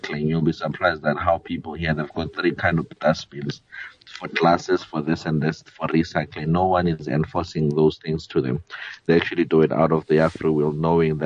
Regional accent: South Africa; as South Africa

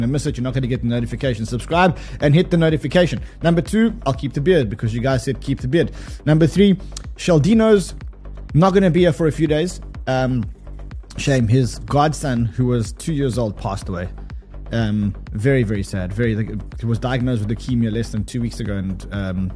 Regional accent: South Africa; I'm South African

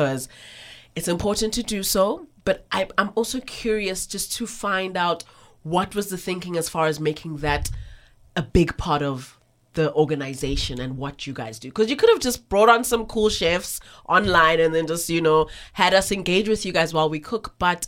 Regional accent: South Africa; accent: Cape Flats / Joburg North; It's this thick Cape Flat / Joburg North / I'm well-traveled accent that's just coming

